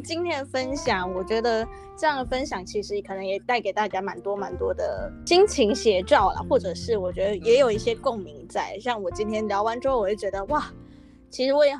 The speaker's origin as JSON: {"language": "Chinese", "region": "Kaohsiung", "country": "Taiwan", "said": "他们也是高雄人，我也是高雄人，"}